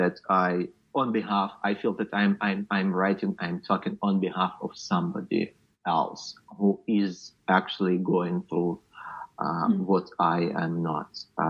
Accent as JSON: {"language": "English", "region": "Luhansk Oblast", "country": "Ukraine", "moved": "as an adult", "said": "I'm from Luhansk region, which is just unreachable right now, and I'm not sure when and if ever I will go back."}